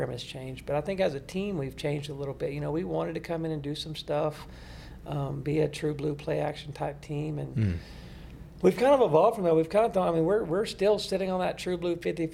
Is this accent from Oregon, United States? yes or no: no; West Texas, United States; I come from West Texas